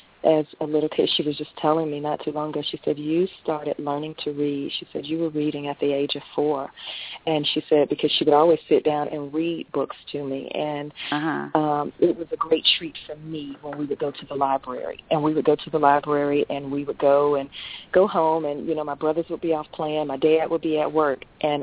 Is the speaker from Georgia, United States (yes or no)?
yes; Atlanta, Georgia, United States; When I think of that now, it's to me all I ever knew, and never really left the city until I became an adult.